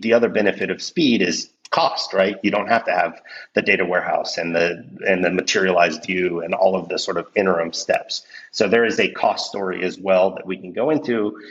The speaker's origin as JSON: {"language": "English", "country": "Mexico", "moved": "yes", "said": "I'm originally from Mexico"}